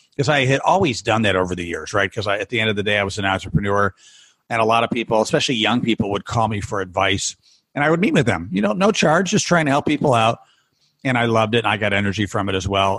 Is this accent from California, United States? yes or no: no; Rochester, New York, United States; my hometown